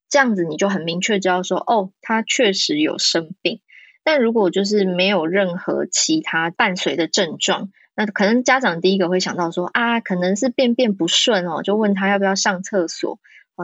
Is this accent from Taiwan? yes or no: yes; Taiwan; 我在台湾长大